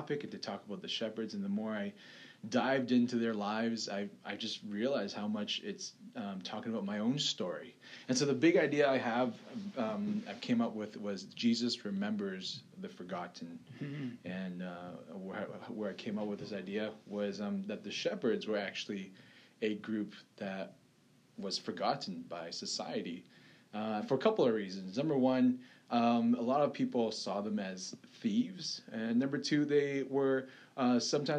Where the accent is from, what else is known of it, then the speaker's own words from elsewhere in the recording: Canada; accent: Canadian; I was born in Canada, but so I sound Canadian.